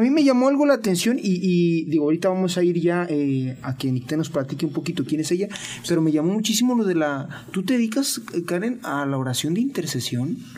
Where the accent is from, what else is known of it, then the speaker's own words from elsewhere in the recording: Mexico; soy de México